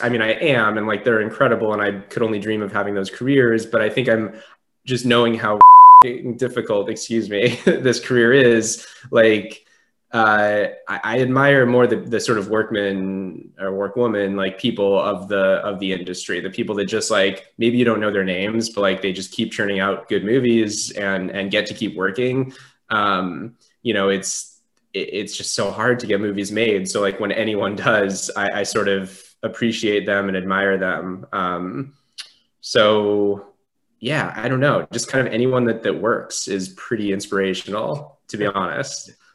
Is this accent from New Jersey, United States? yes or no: no; Southern California, United States; I grew up in Southern California